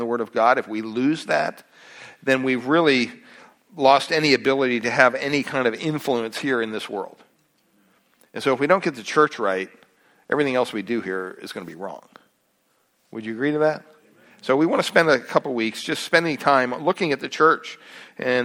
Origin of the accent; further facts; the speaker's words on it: Pennsylvania, United States; moved away; Growing up in Pennsylvania, at the home there, we had about 60 acres behind our house